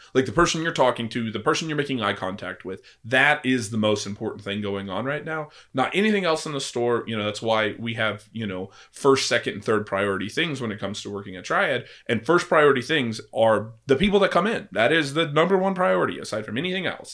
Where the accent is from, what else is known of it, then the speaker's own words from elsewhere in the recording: Missouri, United States; moved away as an adult; also born or lived in California; now in Oklahoma City, United States; growing up in Missouri